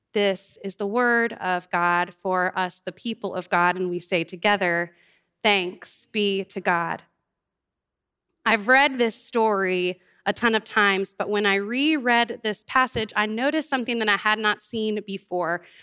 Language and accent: English; New Orleans, Louisiana, United States; moved away; I grew up in New Orleans and our family lost our home